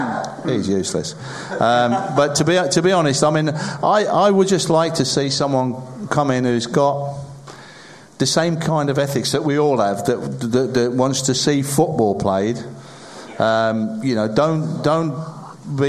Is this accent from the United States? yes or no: no; Sedgley, West Midlands, United Kingdom; I was born in Sedgley